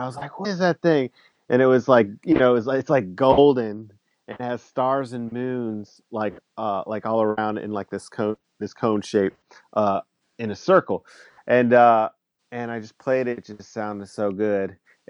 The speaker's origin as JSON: {"language": "English", "town": "Mobile", "region": "Alabama", "country": "United States", "tie": "born or raised there", "moved": "yes", "lives_now": "West Virginia, United States", "said": "Yeah. I grew up in like the South. I grew up in Mobile, Alabama."}